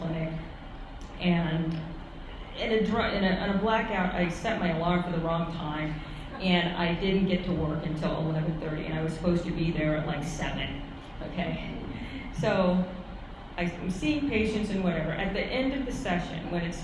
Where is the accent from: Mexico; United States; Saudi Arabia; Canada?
United States; New York City, New York; I grew up in Manhattan, it's very expensive